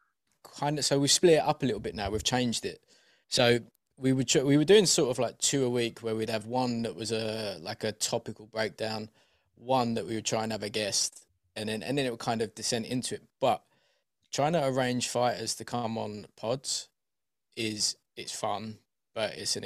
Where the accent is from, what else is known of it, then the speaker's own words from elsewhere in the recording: Essex, East of England, United Kingdom; also born or lived in East London; now in London, United Kingdom; I'm from Deep Essex, and then moved to East London